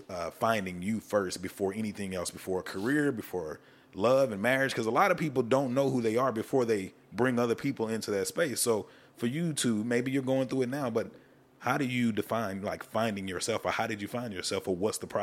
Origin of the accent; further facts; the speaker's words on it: the South, United States; for me, being from the South